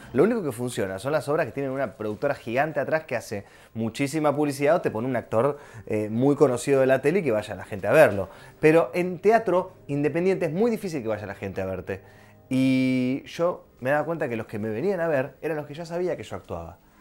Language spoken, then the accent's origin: Spanish; Rosario, Santa Fe, Argentina; moved away as an adult; now in Buenos Aires, Argentina; Cuando yo terminé la secundaria, quería venirme a vivir a Buenos Aires, yo soy de Rosario